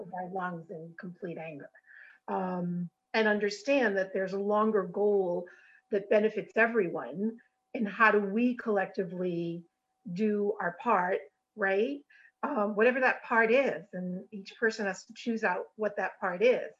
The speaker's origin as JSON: {"language": "English", "region": "Rhode Island", "country": "United States", "said": "So originally, I'm from Rhode Island."}